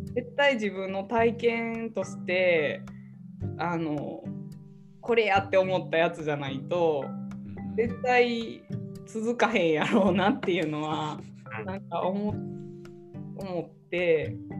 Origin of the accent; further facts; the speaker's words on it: Nara, Japan; also born or lived in Osaka; now in Yoshino, Japan; 出身奈良市